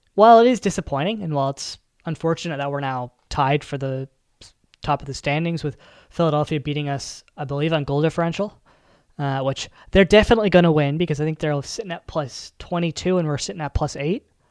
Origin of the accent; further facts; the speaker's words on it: Canada; I'm from Canada